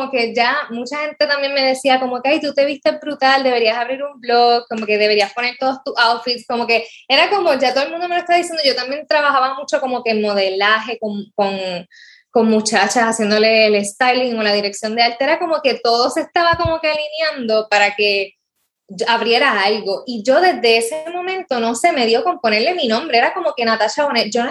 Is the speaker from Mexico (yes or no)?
no; Rincón, Puerto Rico; Yo soy rincoeña, nací en Rincón, me crié toda la vida allá